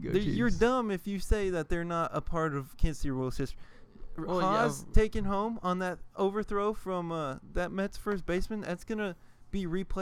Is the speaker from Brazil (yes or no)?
no; Canada; I'm from Canada